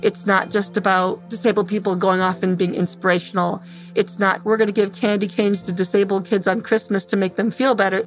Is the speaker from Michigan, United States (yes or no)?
yes; Temperance, Michigan, United States; I'm from Temperance, Michigan